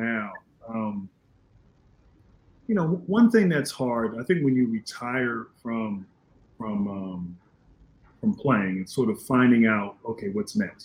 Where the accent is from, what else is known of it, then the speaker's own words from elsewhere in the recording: Northern Virginia, United States; I grew up in Northern Virginia